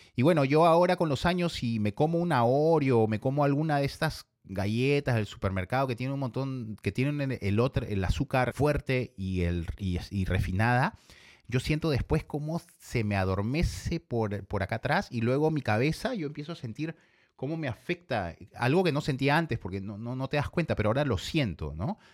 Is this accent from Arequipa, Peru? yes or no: no; Ica, Peru; Yo vengo del Perú y vengo de la ciudad de Ica. Me crié y me identifico con la ciudad de Ica